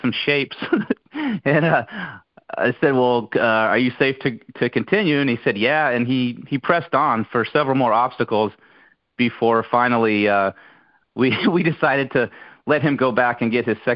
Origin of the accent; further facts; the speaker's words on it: Brunswick County, North Carolina, United States; where I grew up in Brunswick County, North Carolina